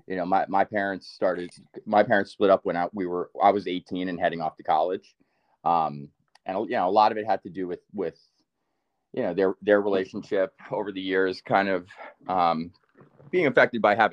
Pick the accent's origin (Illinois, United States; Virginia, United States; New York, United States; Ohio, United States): New York, United States; Rockland County; moved away; We grew up in Rockland County, New York